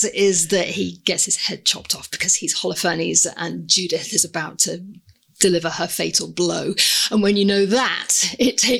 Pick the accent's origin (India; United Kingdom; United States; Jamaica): United Kingdom; Leeds, Yorkshire and the Humber; moved away; growing up in Leeds